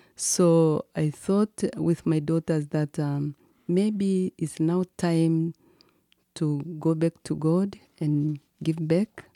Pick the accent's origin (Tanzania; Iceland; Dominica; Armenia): Tanzania; Mwika, Kilimanjaro; I was born in Kilimanjaro in a village called Mwika